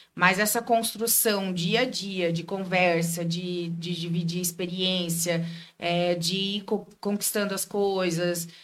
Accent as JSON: {"language": "Portuguese", "town": "Joinville", "region": "Santa Catarina", "country": "Brazil", "tie": "born or raised there", "said": "Daqui de Joinville mesmo. Nasci, nasci e criada em Joinville."}